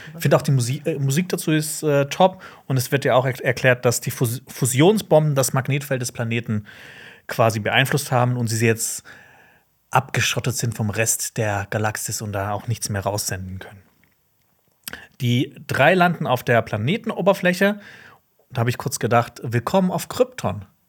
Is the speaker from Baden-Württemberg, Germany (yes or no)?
yes; Black Forest, Baden-Württemberg, Germany; ich komme aus dem Schwarzwald